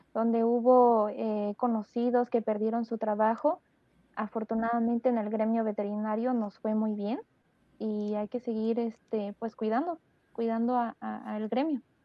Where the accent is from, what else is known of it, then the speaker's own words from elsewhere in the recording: Mexico; los mexicanos tenemos muy buen nivel de veterinaria